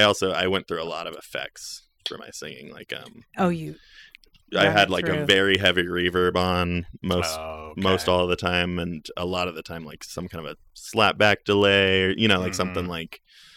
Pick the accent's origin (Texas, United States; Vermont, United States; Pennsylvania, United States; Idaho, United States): Idaho, United States; Middleton; also born or lived in Garden Valley; Well, I grew up in Garden Valley for my like young childhood, mm-hmm. and then Middleton for kind of like the later, you know, middle school, high school.